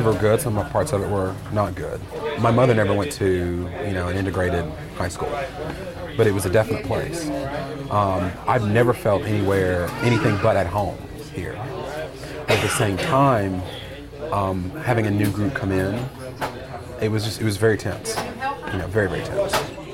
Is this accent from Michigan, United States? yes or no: no; Siler City, North Carolina, United States; moved away as an adult; also born or lived in Argentina; now in Washington, D.C., United States; I was born and raised here in Siler City. I now live in Washington, D.C.